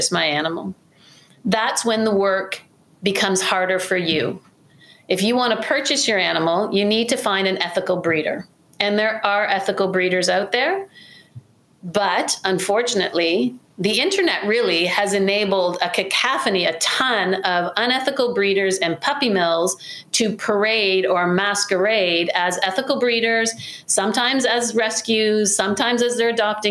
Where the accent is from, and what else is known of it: Canada